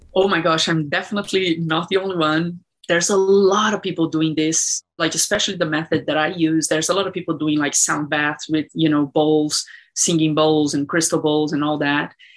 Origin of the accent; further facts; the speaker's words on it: Brazil; moved away; I grew up in Brazil and it was uh, difficult